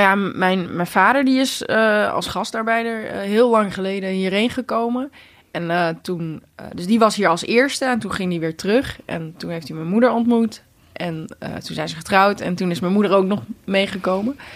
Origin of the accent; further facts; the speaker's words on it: Netherlands; ik ben hier natuurlijk geboren in Nederland. Dus het is niet gek dat ik, eh, dat ik goed Nederlands spreek